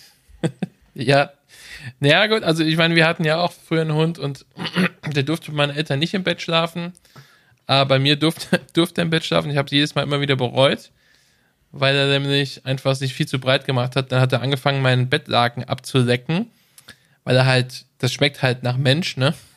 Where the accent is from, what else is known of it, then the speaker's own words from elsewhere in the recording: Germany; bei uns in Deutschland